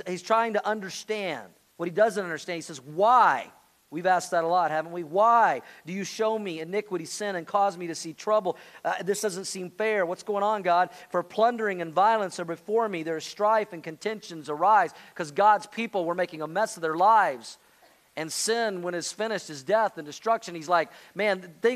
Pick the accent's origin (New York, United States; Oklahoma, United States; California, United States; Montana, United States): Oklahoma, United States; I grew up in Oklahoma